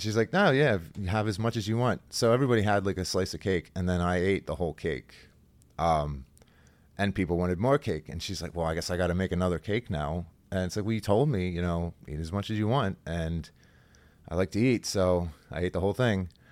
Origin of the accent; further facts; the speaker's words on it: Halifax, Pennsylvania, United States; I grew up in Halifax. It's a really small country town.